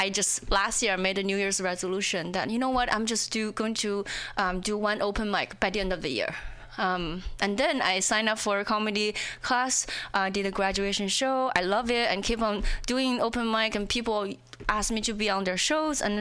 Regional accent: China; English is a second language; moved away as an adult; also born or lived in Indiana, United States; now in Seattle, United States; when I was in China

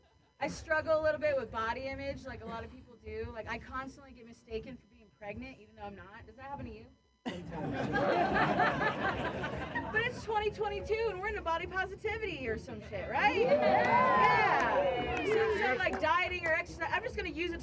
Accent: Ohio, United States; moved away; also born or lived in San Francisco; I grew up with lesbian parents in Ohio

